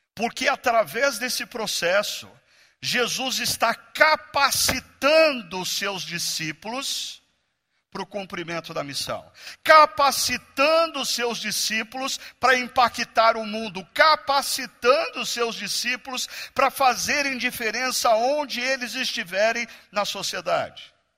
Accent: Brazil; nós brasileiros

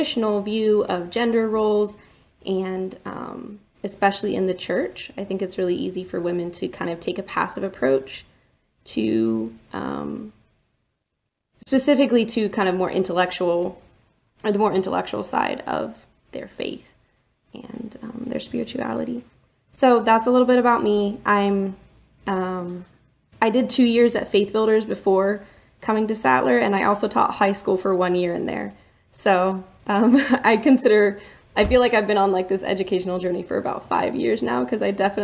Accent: Hutchinson, Kansas, United States; also born or lived in Boston; I am from Hutchinson, Kansas, and I'm part of a Beachy Amish Mennonite church there

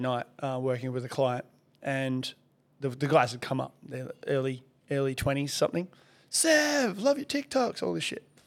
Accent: Perth, Western Australia, Australia; also born or lived in Soviet Union; since I moved here to Australia from the Soviet Union

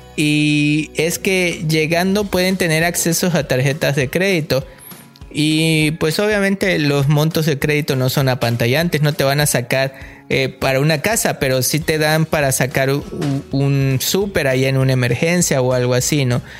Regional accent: Mexico; now in Canada; como mexicano

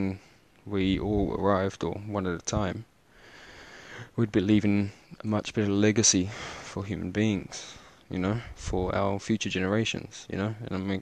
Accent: Cape Town, Western Cape, South Africa; I was born in Cape Town

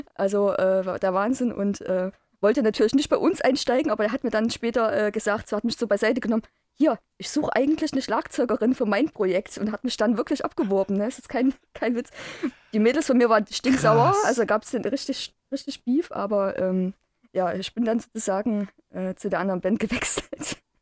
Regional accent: Chemnitz, Saxony, Germany; Ich bin am 7.12.82 geboren. Damals noch Karl-Marx-Stadt.

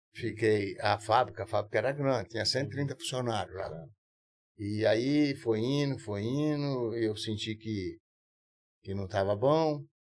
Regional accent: São Paulo, Brazil; eu praticamente eu nasci em São Paulo, ali perto

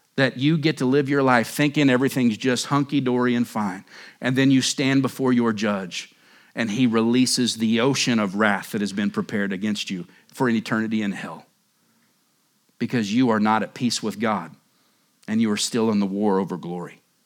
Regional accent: Oklahoma, United States; moved away as an adult; now in Surprise, United States; I grew up in Oklahoma

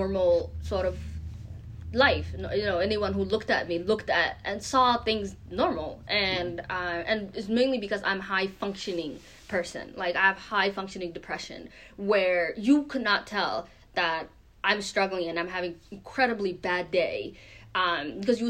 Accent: Maine, United States; also born or lived in Kenya; I was born in Kenya, but I was raised mainly in the U.S. In the last 10 years or so, specifically in Maine. And I went, you know, through the middle school here, the high school here, and even college here

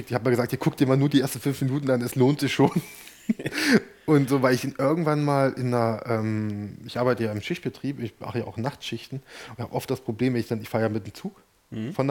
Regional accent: Germany; Ich komme aus dem Süden.

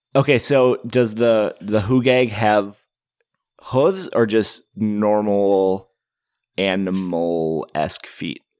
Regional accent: Wisconsin, United States; moved away; I'm originally from Wisconsin and I grew up with the mythology of the Hodag

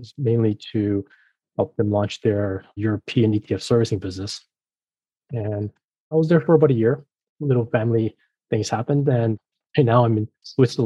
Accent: Mexico; moved away; also born or lived in France / Boston; I was raised in Mexico, I was familiar with the region, I know Spanish

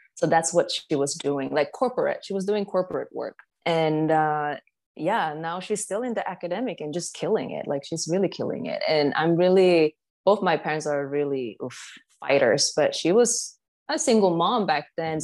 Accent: Stockholm, Stockholm County, Sweden; I was born in Stockholm, Sweden

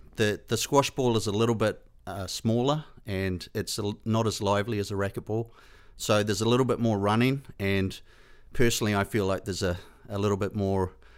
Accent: Hinds, Canterbury, New Zealand; Yeah, I grew up in the South Island of New Zealand. I grew up in a very small town called Hines, and we only had a population of 300 people.

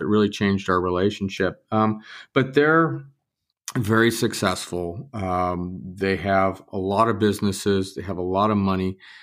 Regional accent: Southern California, United States; I grew up in Southern California

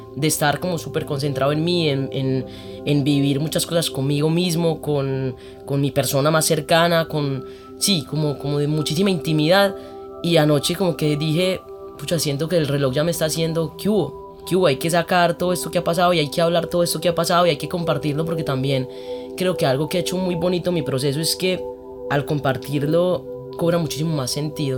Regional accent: Medellín, Antioquia, Colombia; yo crecí en un colegio en Medellín, que es el Montessori

